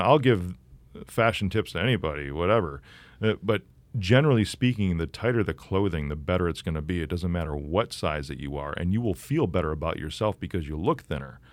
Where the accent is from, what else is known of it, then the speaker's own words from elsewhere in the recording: Chicago, Illinois, United States; I'm from Chicago